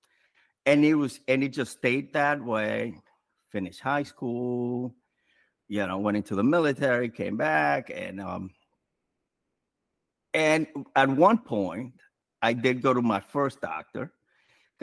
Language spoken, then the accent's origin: English; New York City, New York, United States; I'm from New York City, from the Bronx specifically.